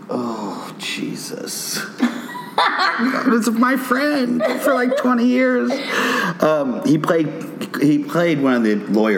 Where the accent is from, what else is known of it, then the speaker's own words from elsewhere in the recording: New Orleans, Louisiana, United States; And I'm from New Orleans. I grew up originally in New Orleans.